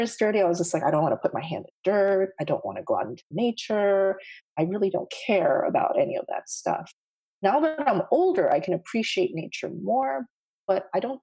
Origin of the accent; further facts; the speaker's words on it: D.C., District of Columbia, United States; moved away as an adult; also born or lived in New York City / Tokyo / Seoul; I actually grew up outside of Washington, D.C. So I've lived on the East Coast all of my life